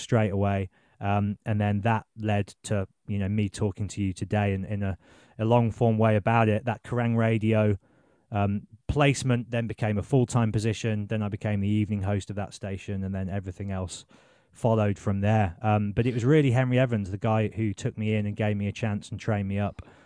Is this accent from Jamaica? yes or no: no; Birmingham, West Midlands, United Kingdom; also born or lived in Exeter; I'm from Birmingham